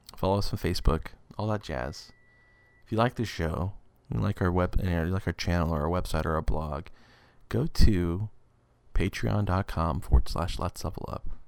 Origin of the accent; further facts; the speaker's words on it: West Texas, United States; I'm a guy from West Texas